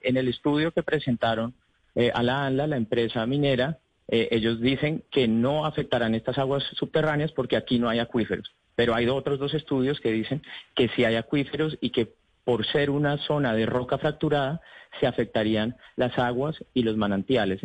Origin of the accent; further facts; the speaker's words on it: Colombia; como colombianos